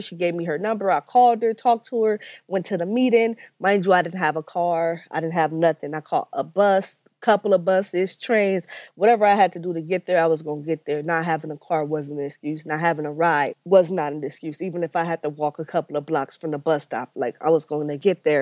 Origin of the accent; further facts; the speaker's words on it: Los Angeles, California, United States; I grew up in Watts. I lived there all my life, uh, for the most part, till I was about nineteen years old.